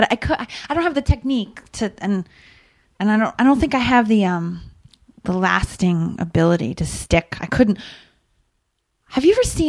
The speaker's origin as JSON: {"language": "English", "town": "Rockford", "region": "Illinois", "country": "United States", "tie": "born or raised there", "said": "when I was growing up in Rockford, I'm like, am I going to ever get out of here?"}